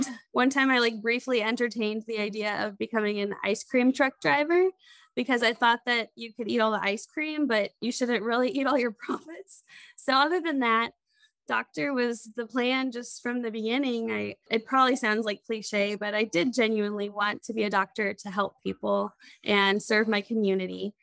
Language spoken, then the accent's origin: English; Crawfordsville, Indiana, United States; also born or lived in Lewisburg, West Virginia; now in Indianapolis, United States; I moved back home to Indiana, where I grew up. Crawfordsville, Indiana is a small town